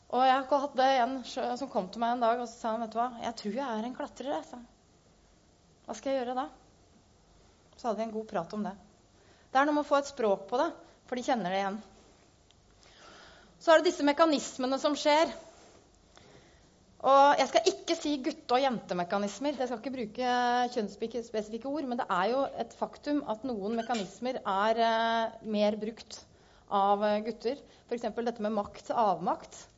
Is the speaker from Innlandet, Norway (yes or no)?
yes; Gjøvik, Innlandet, Norway; Eh, og jeg kom fra Gjøvik, så det syns jeg passer godt.